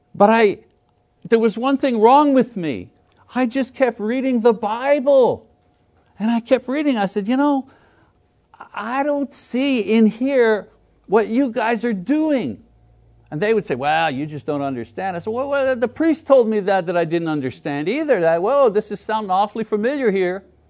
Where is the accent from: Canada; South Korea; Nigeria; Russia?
Canada; Montreal, Quebec; moved away; I come from Canada from Montreal, from French Canada, right? I know where I come from, and I know who the people are where I come from